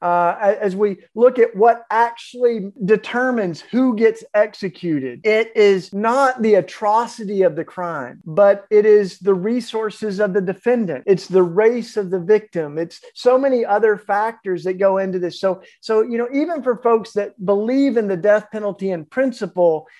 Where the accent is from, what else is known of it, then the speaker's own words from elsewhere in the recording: the Bible Belt, United States; I, I grew up of all in the Bible Belt